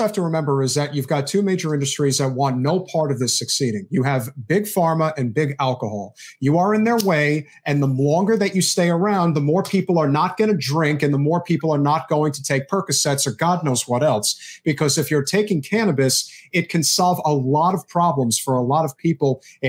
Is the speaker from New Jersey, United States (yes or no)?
yes; New Jersey, United States; my home state of New Jersey